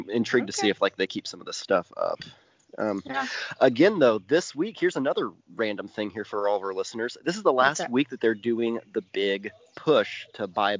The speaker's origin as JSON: {"language": "English", "town": "Vincennes", "region": "Indiana", "country": "United States", "tie": "born or raised there", "said": "here in Indiana, some of the local government's starting to step in and do some stuff there. So I know back in my hometown of Vincennes"}